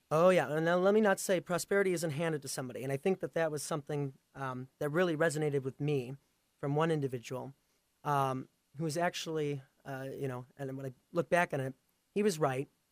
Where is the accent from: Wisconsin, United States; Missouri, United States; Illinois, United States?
Wisconsin, United States; Pleasant Prairie; also born or lived in Ukraine; I was adopted from Ukraine. Um, so I grew up in Pleasant Prairie here in Wisconsin